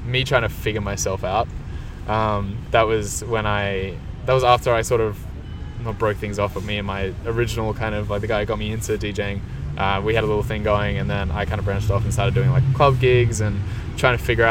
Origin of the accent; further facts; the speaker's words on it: Canberra, Australian Capital Territory, Australia; I'm from Canberra, so Canberra is the capital of Australia